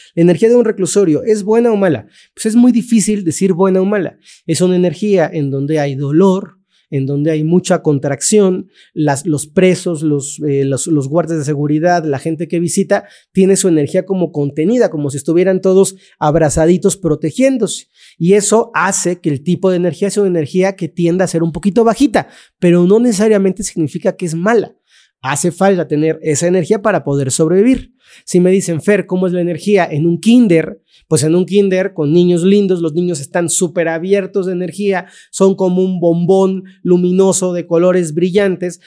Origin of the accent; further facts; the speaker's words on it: Mexico; vivo en México, me crié en México